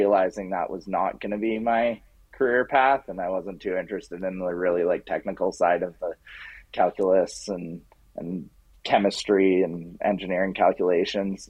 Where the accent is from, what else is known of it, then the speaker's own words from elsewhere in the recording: Canmore, Alberta, Canada; now in Edmonton, Canada; I grew up in Canmore, Alberta